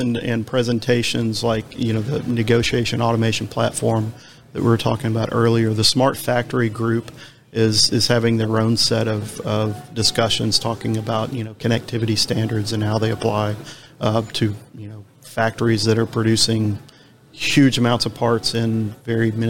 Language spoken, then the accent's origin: English; Nashville, Tennessee, United States; I'm from Nashville, so we're the, you know, Music City USA